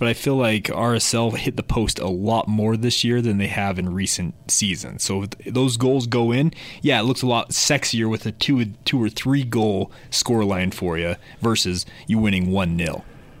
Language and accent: English; Utah, United States; I'm a Utah boy